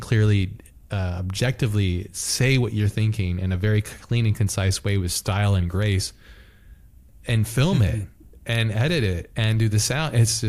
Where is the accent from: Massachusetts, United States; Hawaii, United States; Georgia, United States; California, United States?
Hawaii, United States; I grew up in Hawaii too. So like Japanese culture is like deeply connected to Hawaii as well.